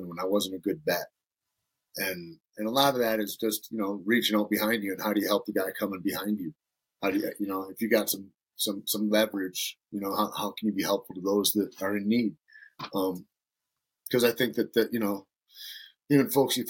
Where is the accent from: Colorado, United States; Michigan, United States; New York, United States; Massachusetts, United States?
Michigan, United States; Alpena; moved away; also born or lived in Santa Fe; I grew up in Northern Michigan, up on the shore of Lake Huron, a town called Alpena.